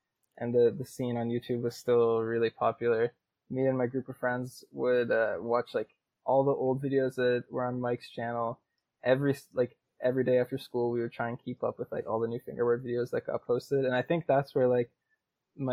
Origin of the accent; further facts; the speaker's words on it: Nova Scotia, Canada; moved away as an adult; now in Estonia; I'm from Nova Scotia, Canada, which is the East Coast. And right now I'm in Estonia, living with my girlfriend here.